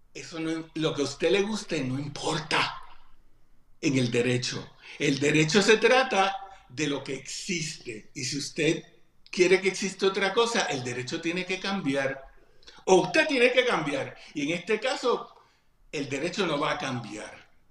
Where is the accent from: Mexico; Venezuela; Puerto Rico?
Puerto Rico; no somos Estado